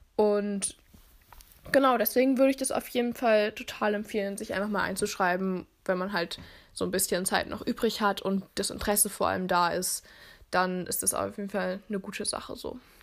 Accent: Berlin, Germany; ich komme aus Berlin

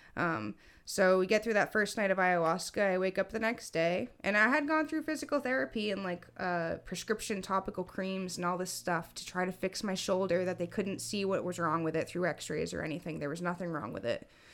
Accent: Massachusetts, United States; I was born in Mass

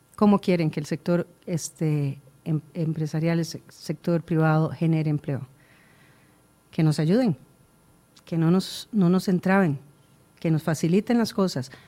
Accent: Costa Rica; Todos somos costarricenses

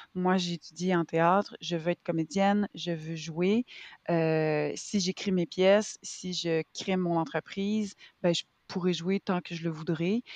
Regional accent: Quebec, Canada; je suis québécoise, j'ai 37 ans

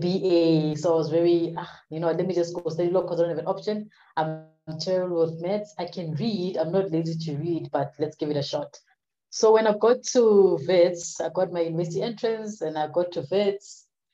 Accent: Vanderbijlpark, Gauteng, South Africa; I'm from the Vaal, south of Johannesburg. Grew up in Sebokeng, Vanderbijl Park

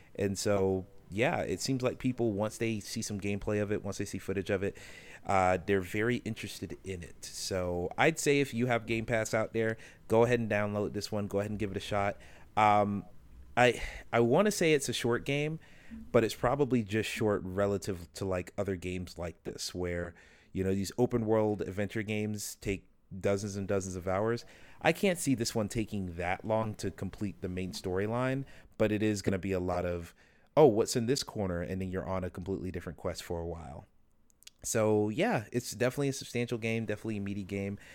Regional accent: the South, United States; growing up in the South

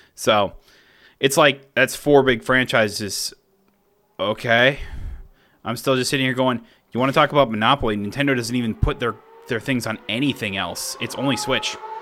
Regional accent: Cross Plains, Wisconsin, United States; now in Middleton, United States; my hometown of Cross Plains

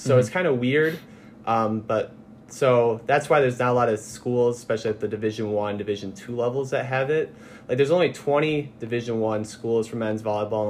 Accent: Naperville, Illinois, United States; Yeah, so I'm from a pretty far away place. I'm from Naperville.

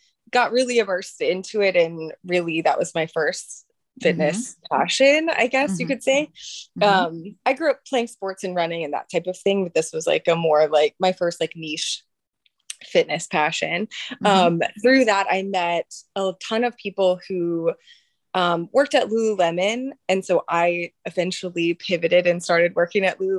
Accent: Atlanta, Georgia, United States; moved away as an adult; also born or lived in Richmond, Virginia; now in Charlottesville, United States; I am from Atlanta originally.

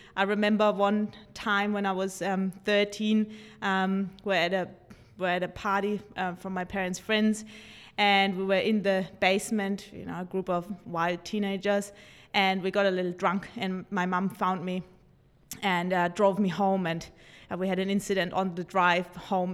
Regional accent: Germany; moved away; growing up in Germany with two psychotherapists' parents

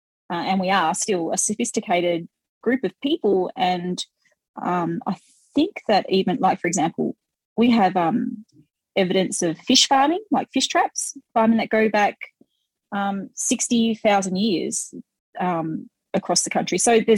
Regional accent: the Kimberley, Western Australia, Australia; where I'm from the Kimberley, there's a lot of pearl shell stuff up there.

